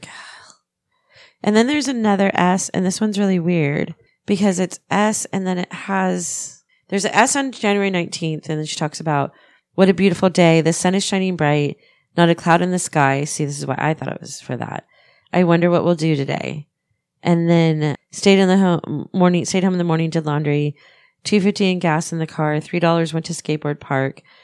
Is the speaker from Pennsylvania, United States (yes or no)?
yes; Pennsylvania, United States; I'm from Pennsylvania